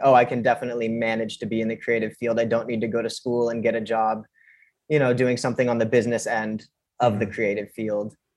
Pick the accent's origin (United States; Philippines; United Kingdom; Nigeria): United States; California; moved away as an adult; now in New York, United States; I'm from California originally